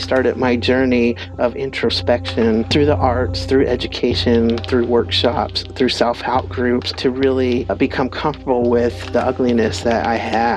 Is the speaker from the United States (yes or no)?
yes; Northern California, United States; I'm Yurok and Pomo from Northern California